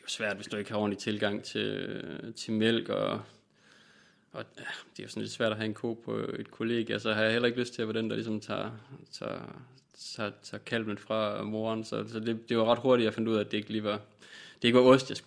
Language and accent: Danish; Vejle, Southern Denmark, Denmark; Jeg kommer fra Vejle.